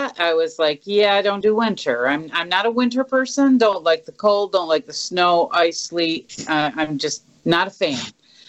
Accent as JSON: {"language": "English", "region": "Central New York", "country": "United States", "moved": "yes", "said": "I'm originally from Central New York"}